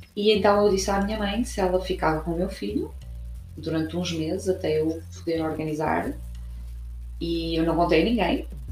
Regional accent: Braga, Norte, Portugal; now in Cork, Ireland; sou portuguesa de uma cidade chamada Braga, mas vivo em Cork, na Irlanda

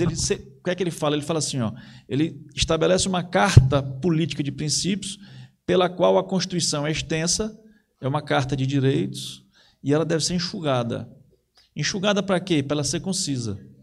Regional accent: Ceará, Brazil; eu sou cearense

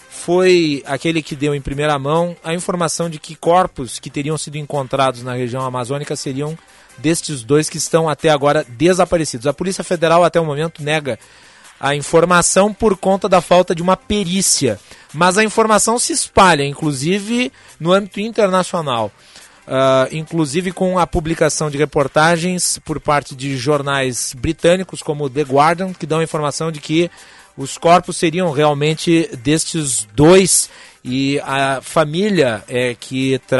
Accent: Farroupilha, Rio Grande do Sul, Brazil; now in Porto Alegre, Brazil; Farroupilha, minha cidade natal

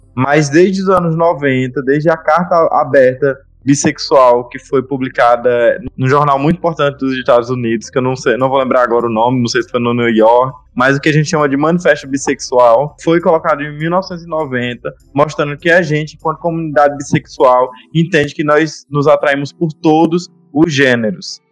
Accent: Remanso, Bahia, Brazil; also born or lived in Juazeiro; voltado pra minha cidade natal, que é Remanso

